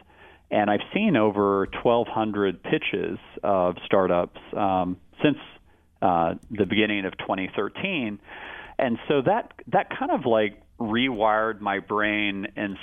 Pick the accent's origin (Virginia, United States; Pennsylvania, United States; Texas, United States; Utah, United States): Texas, United States; Austin; growing up in Austin